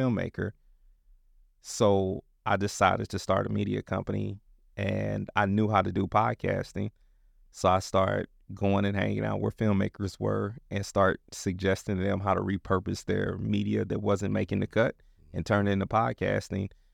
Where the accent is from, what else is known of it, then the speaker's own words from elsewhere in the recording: Kansas City, United States; also born or lived in Dallas; now in Portland, United States; I'm from Kansas City